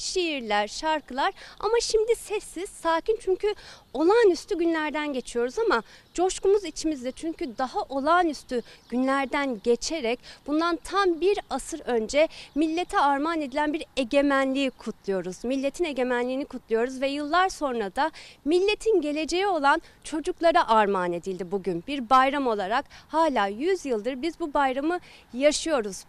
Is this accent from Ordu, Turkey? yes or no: yes; Ordu, Turkey; moved away; Ordu'daydım. Deniz kenarında bahçeli bir evde büyüdüm.